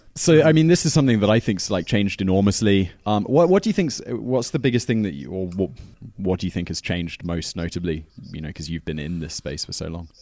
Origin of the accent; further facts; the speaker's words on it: United Kingdom; as a British person